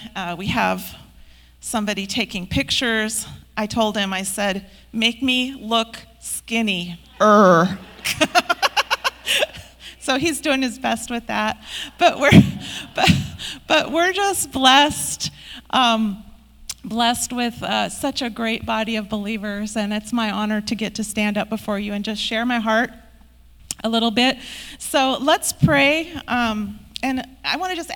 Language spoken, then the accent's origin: English; Hermiston, Oregon, United States; I grew up in the 70s and 80s, and I grew up right here in Hermiston.